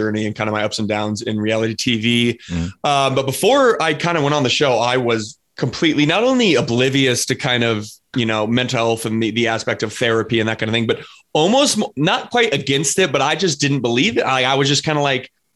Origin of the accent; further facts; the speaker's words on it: Colorado, United States; I'm from Colorado. So I'm Colorado native out here in the Midwest.